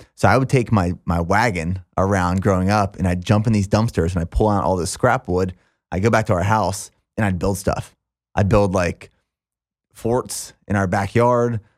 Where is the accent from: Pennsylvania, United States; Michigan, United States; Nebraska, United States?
Pennsylvania, United States; small town near Hershey; this small town right outside of Hershey, Pennsylvania